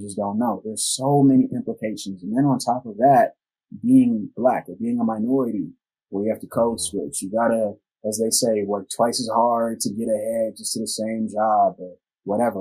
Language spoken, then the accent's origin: English; United States; the most segregated city in the United States of America, my hometown